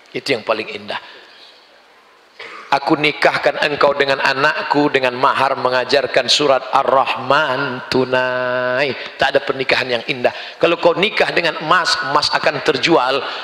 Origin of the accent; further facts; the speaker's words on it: Riau, Indonesia; di Riau, tempat saya, kampung halaman saya, ada tradisi menanam kepala kambing untuk membuka hutan.